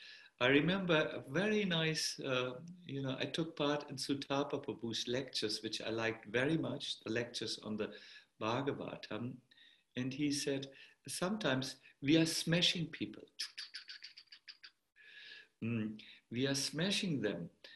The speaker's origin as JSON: {"language": "English", "country": "Germany", "accent": "German", "second_language": "English", "said": "My German accent was extremely strong at that time. Now it's only 20%. It used to be 100% when I was."}